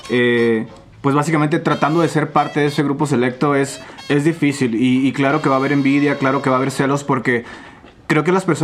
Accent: Querétaro, Mexico; now in Guadalajara, Mexico; Eh, yo no soy de Guadalajara, vivo aquí en ah. Guadalajara desde hace seis años, soy ah. originario de Querétaro.

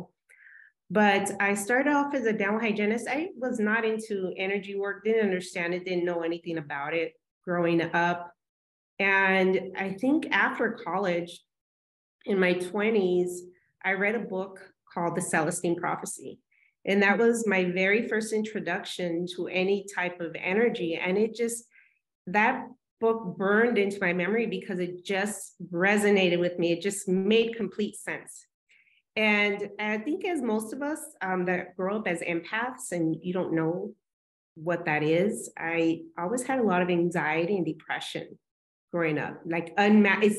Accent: Tucson, Arizona, United States; moved away as an adult; also born or lived in California; I'm from Tucson, Arizona originally, and that's where I am back.

